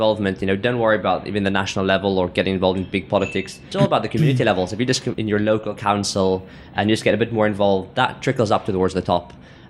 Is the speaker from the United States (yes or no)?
no; South Africa; now in United Kingdom; I'm from South Africa.